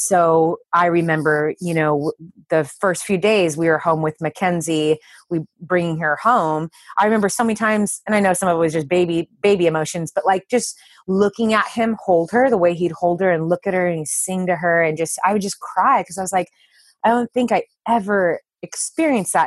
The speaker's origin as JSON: {"language": "English", "region": "Southern California", "country": "United States", "said": "we're both from Southern California"}